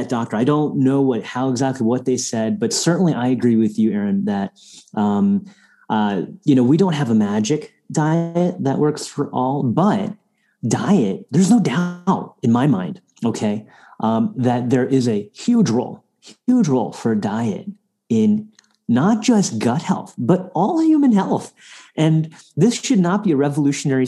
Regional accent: India; moved away; we go to South Asia, where I'm from, I'm Indian by birth

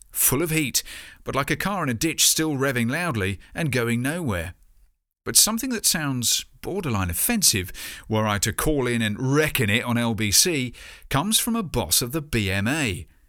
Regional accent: Bournemouth, South West England, United Kingdom; my hometown, Bournemouth.

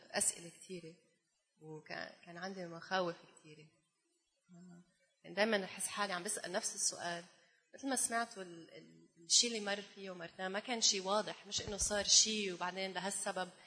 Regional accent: Jordan; also born or lived in United States / Canada; انا بالاصل اردنية بس امي المانيه وعشت برا و سو آه، عندي لهجه غريبه شوي

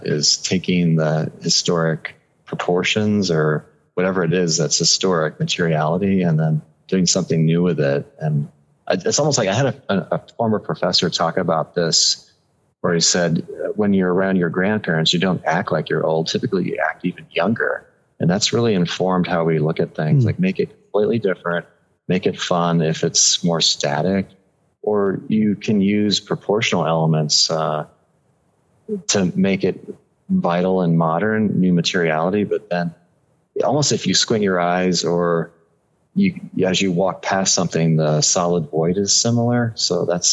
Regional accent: Tucson, Arizona, United States; moved away as an adult; also born or lived in California; I'm originally from Tucson and born and bred.

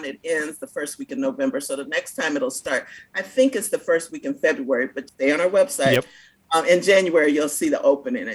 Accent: Cleveland, Ohio, United States; moved away as an adult; now in Louisville, United States; I'm from Cleveland

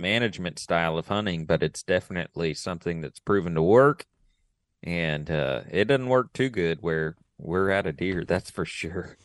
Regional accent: Texas, United States; I'm from Texas

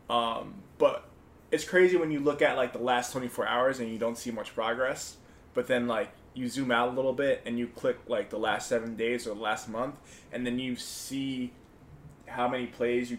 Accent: Mayapac, New York, United States; also born or lived in Bronx, New York / Harlem, New York; now in New York City, United States; I was born in the Bronx, and I was raised up in Mayapac

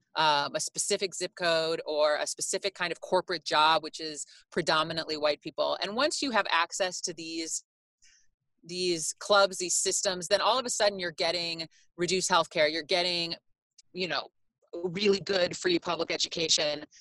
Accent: Chicago, Illinois, United States; I'm Greek. I'm American. I'm from Chicago

